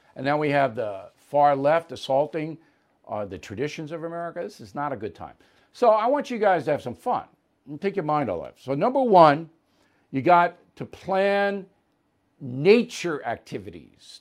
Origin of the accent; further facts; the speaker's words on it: United States; an American who loves my country